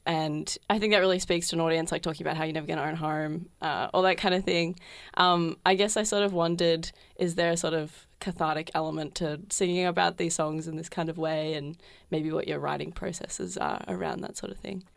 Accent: Geelong, Victoria, Australia; now in Melbourne, Australia; I'm from Geelong originally

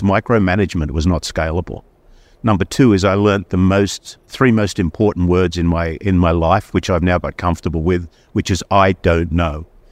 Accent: Sydney, New South Wales, Australia; moved away as an adult; now in United States; I grew up in Sydney, Australia

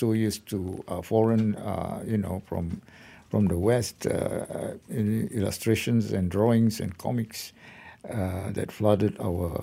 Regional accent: Perak, Malaysia; to my home state, because I am from Perak

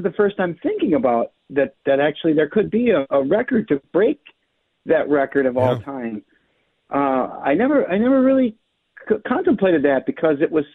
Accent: Becker, Minnesota, United States; I grew up in Becker

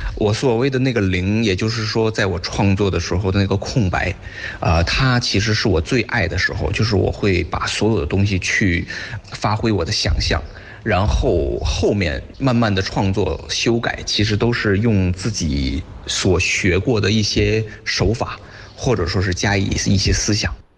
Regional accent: Beijing, China; 好像感觉到北京人是这种四十五度仰天的这种动作

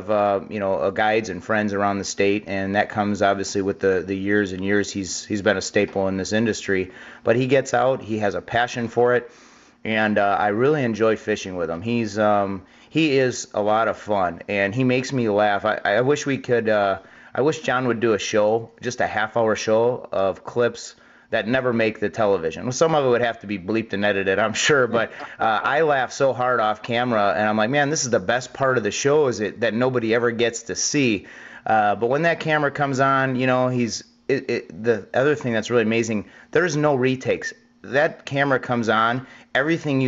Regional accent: Mukwonago, Wisconsin, United States; now in Arizona, United States; I was born and raised in Mequonago

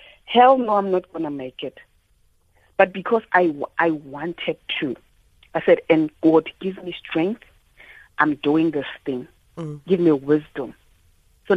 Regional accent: Soshanguve, Gauteng, South Africa; I'm from Soshanguve

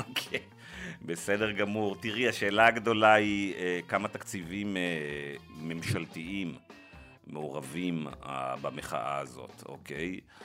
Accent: Israel; כישראלי דמוקרטי

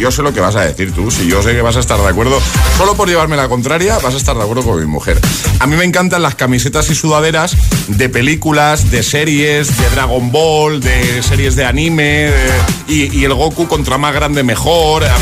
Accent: Madrid, Community of Madrid, Spain; Buenos días, ITFM. … de Madrid.

